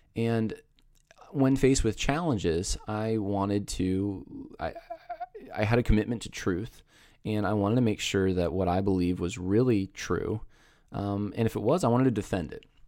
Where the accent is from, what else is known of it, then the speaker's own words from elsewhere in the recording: Northeast, United States; I was raised in the Northeast where Uh, it's pretty secular